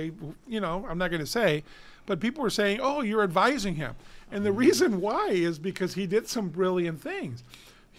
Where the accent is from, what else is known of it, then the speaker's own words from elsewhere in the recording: Downey, California, United States; the city of Downey benefits. That's my hometown